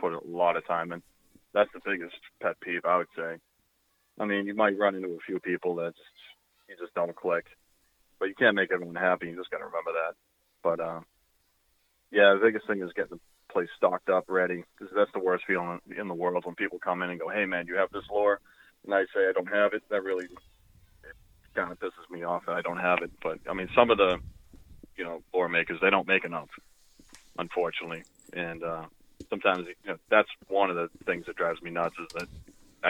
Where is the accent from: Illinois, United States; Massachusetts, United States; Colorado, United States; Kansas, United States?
Massachusetts, United States; Falmouth; I was born in Falmouth